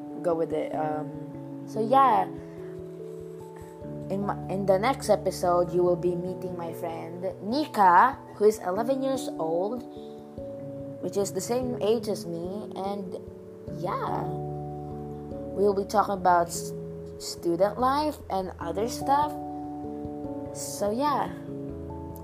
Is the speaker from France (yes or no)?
no; Philippines; English is a second language; English is not my first word. I'm actually Filipino